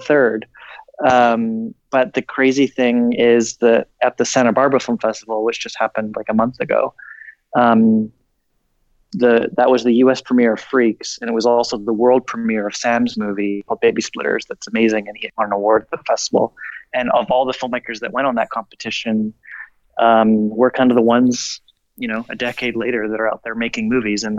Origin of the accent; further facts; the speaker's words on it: Canada; I was born in Canada and didn't go to film school